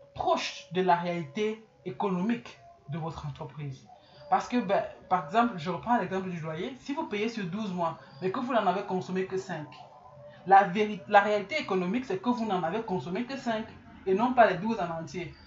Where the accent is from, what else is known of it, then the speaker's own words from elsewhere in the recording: Cameroon; chez nous au Cameroun